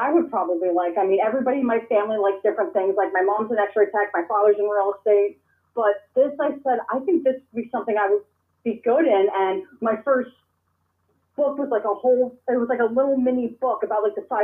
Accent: Toms River, New Jersey, United States; I was born and raised in Toms River, New Jersey

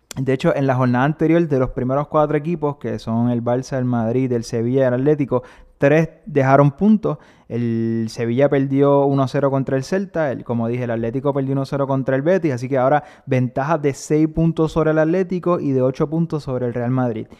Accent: Puerto Rico; Rafa y yo somos puertorriqueños, nuestro equipo nacional es Puerto Rico

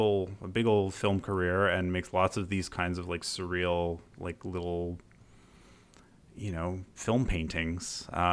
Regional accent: Canada; It is worth a 20, especially like as a Canadian, like watching this

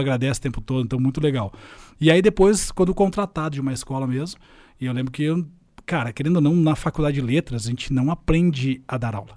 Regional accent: Curitiba, Paraná, Brazil; cresci muito de boa, sei assim, aqui em Curitiba, sou curitibano

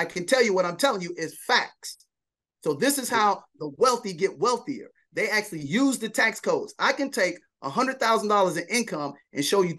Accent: Chicago, Illinois, United States; That's correct. I'm a Chicagoan.

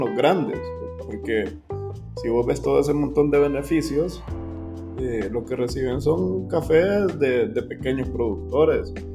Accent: Honduras; como hondureños

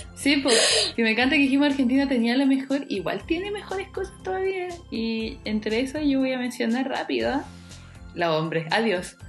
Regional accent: Chile

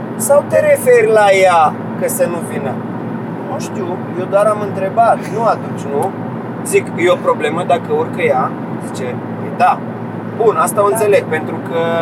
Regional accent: Romania; Din România.

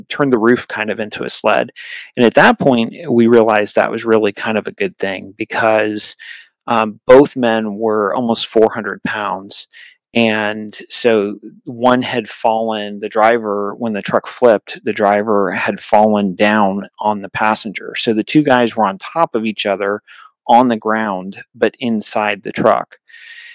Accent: New Hampshire, United States; I grew up in New Hampshire, and New England

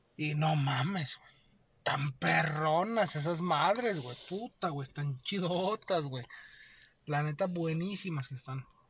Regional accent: Mexico; como mexicano

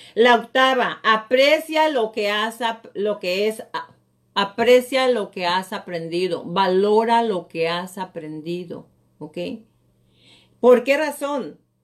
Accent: Mexico; moved away as an adult; now in United States; Yo soy latina, yo tengo acento y todo

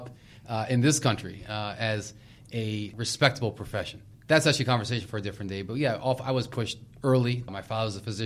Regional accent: Maryland, United States; I grew up in Maryland

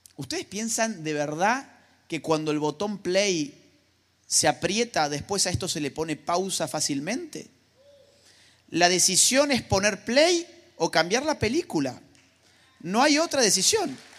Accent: Argentina; mi país, Argentina

